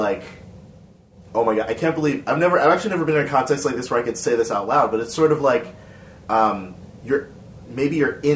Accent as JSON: {"language": "English", "region": "Northeast", "country": "United States", "tie": "born or raised there", "said": "I grew up in the Northeast"}